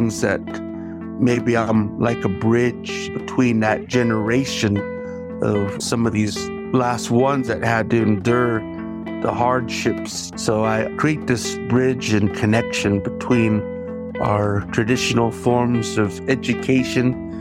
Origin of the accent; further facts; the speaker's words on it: Nespelem, Washington, United States; I am here from the Colville Confederated Tribes, our homeland, based in Nespelem, Washington